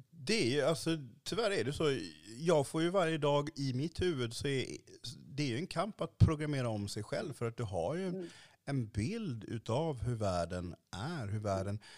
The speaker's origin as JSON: {"language": "Swedish", "country": "Sweden", "said": "För jag är en svart mm. man i Sverige mm. idag."}